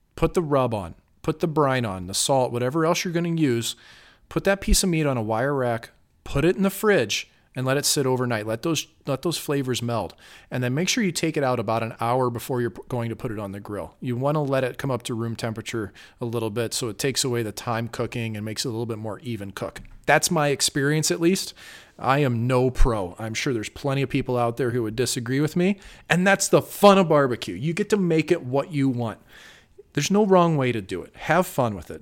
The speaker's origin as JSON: {"language": "English", "town": "St. Louis", "region": "Missouri", "country": "United States", "tie": "born or raised there", "moved": "yes", "lives_now": "Las Vegas, United States", "said": "Saint Louis, my hometown"}